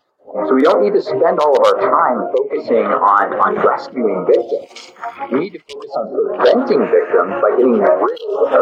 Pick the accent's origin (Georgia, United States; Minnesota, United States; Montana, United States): Montana, United States; I grew up in Montana. I grew up in Montana. Not a lot of surfing in Montana.